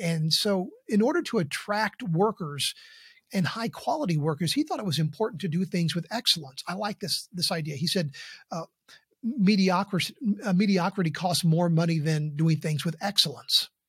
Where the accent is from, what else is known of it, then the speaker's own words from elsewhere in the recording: Columbus, Indiana, United States; moved away; Columbus, Indiana is always my hometown. I grew up there